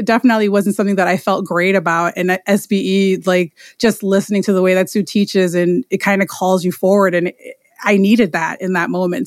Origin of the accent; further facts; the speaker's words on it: New York City, New York, United States; I am from Queens, New York